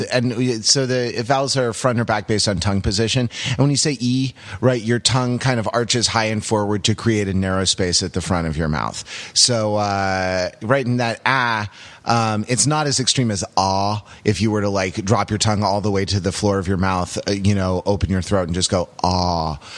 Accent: Los Angeles, California, United States; growing up in Los Angeles in the '90s

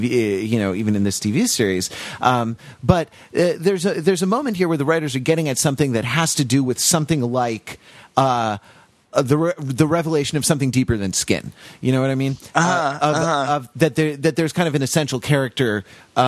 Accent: Los Angeles, California, United States; I grew up in Los Angeles

